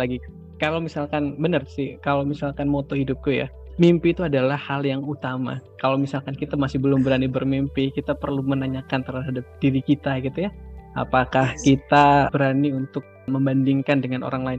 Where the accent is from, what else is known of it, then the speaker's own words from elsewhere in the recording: Sumenep, East Java, Indonesia; aku dari Sumeneb, kota uh-huh. kecil di Madura